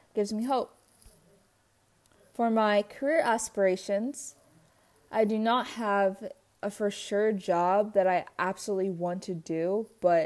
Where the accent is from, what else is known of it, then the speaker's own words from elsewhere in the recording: San Diego, California, United States; I was born and raised in San Diego